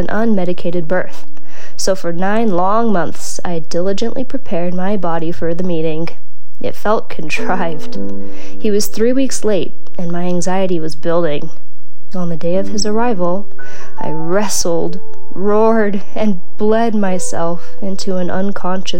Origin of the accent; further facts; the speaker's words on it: California, United States; also born or lived in Redding, California; as a Californian